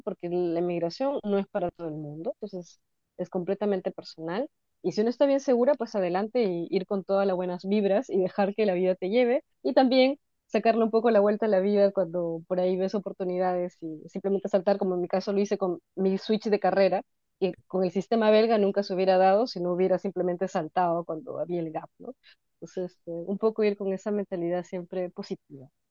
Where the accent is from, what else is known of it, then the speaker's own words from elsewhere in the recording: Peru; now in Brussels, Belgium; ahora soy una mezcla extraña de peruana nórdica